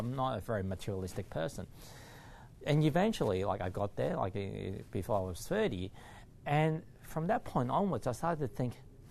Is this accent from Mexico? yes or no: no; Hong Kong; And to me, like, I came from Hong Kong.